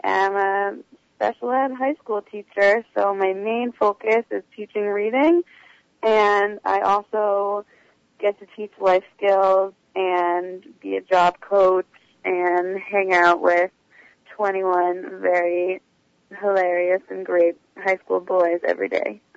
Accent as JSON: {"language": "English", "region": "Maryland", "country": "United States", "moved": "as an adult", "lives_now": "New York City, United States", "said": "originally I'm from Maryland, but I've been living in New York City uh, for the past two plus years"}